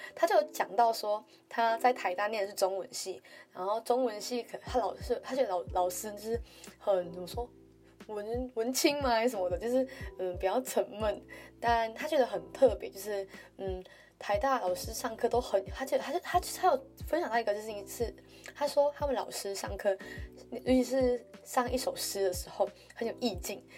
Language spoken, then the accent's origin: Chinese; Malaysia; moved away as an adult; now in Taiwan; 像我一样来自马来西亚